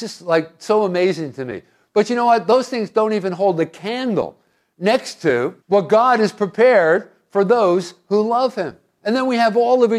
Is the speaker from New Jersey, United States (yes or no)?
yes; Hoboken, New Jersey, United States; I was born in Hoboken